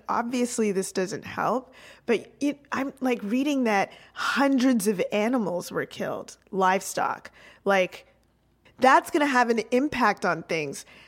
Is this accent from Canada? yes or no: yes; Canada; as the Canadian in the room